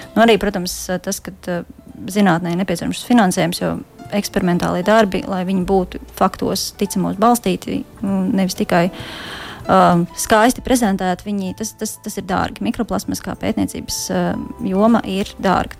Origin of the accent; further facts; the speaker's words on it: Latvia; moved away; also born or lived in Norway; Latvijā, kas ir, kas ir man dzimtā zeme